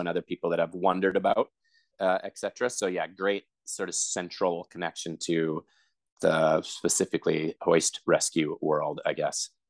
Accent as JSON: {"language": "English", "town": "Vancouver", "region": "British Columbia", "country": "Canada", "tie": "born or raised there", "said": "i grew up in vancouver so two hours south of whistler"}